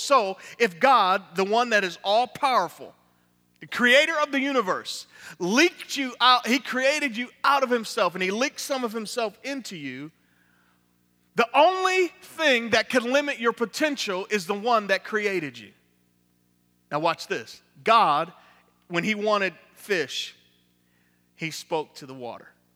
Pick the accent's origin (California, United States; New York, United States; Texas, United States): New York, United States; Niagara Falls; now in Tampa, United States; from Tampa, Florida, originally from Niagara Falls, New York